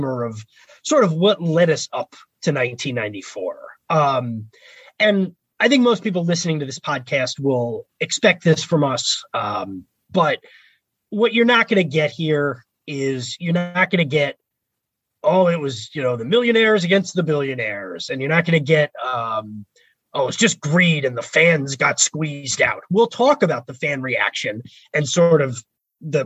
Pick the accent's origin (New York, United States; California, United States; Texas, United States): New York, United States; New York area, United States; also born or lived in Philadelphia; growing up in the New York area and then going to school in Philly